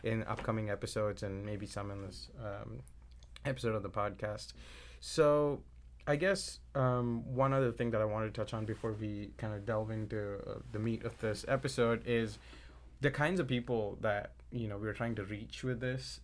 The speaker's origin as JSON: {"language": "English", "country": "India", "tie": "born or raised there", "moved": "yes", "said": "growing up in India, my mom's a doctor"}